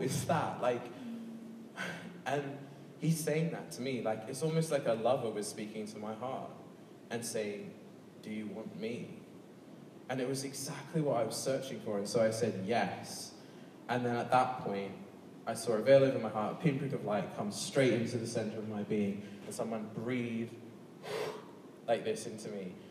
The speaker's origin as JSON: {"language": "English", "town": "Sydney", "region": "New South Wales", "country": "Australia", "tie": "born or raised there", "moved": "yes", "said": "I come obviously from Sydney, Australia, which is the second, which has the second largest gay and lesbian population. So when I was growing up, I was in a conservative Church of England boys' school"}